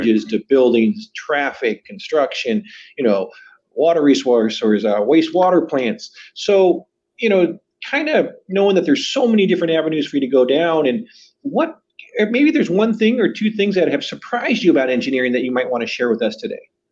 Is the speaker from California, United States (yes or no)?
yes; Southern California, United States; I grew up in Southern California